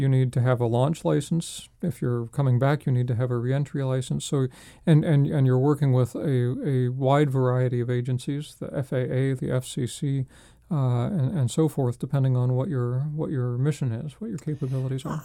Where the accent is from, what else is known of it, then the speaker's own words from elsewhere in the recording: Spokane, Washington, United States; moved away; I'm from Spokane, Washington